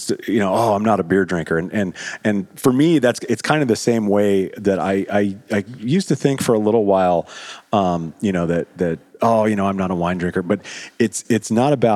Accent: Montana, United States; I grew up in Montana in the United States on pasties

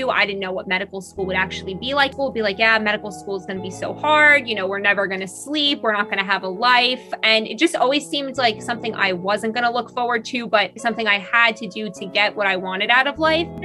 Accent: Long Island, New York, United States; I'm from Long Island. I am in first year IM resident.

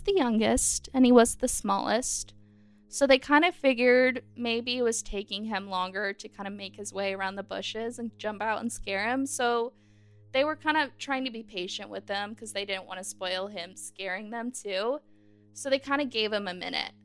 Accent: Knoxville, Tennessee, United States; I'm from the Knoxville area

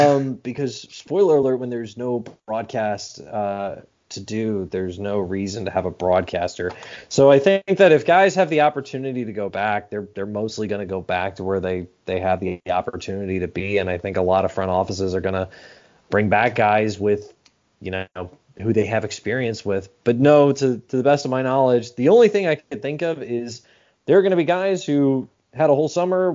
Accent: Arlington, Texas, United States; also born or lived in Montana; now in Biloxi, United States; I grew up in Arlington, Texas. I grew up with a ballpark in Arlington 15 minutes away from my house.

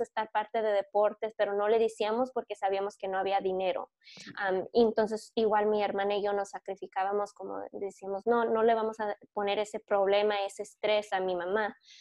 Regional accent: Michigan, United States; also born or lived in California; Y cuando les digo que soy de Michigan, me dicen, ¿de dónde naciste? Y luego cuando les digo que nací en California

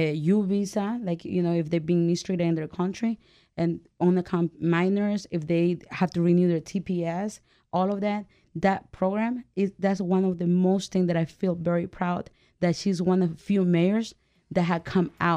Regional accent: El Salvador; now in United States; I'm from El Salvador

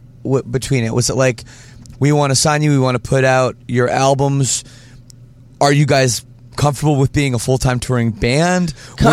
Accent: Ontario, Canada; now in Windsor, Canada; I'm from Ontario

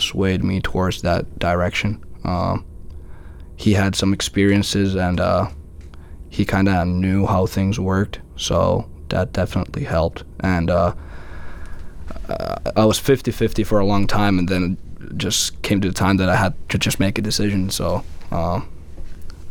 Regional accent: Finland; moved away as an adult; I'm from Finland

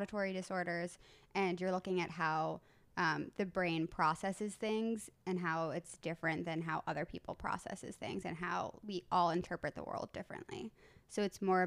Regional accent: Southampton, New York, United States; moved away as an adult; also born or lived in Baltimore; I grew up on the East End in Southampton

